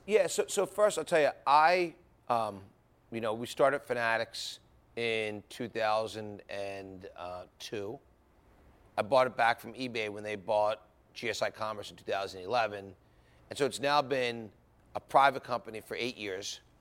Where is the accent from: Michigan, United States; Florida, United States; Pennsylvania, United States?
Pennsylvania, United States; Philadelphia; I was a guy from Philadelphia, grew up in the sports business.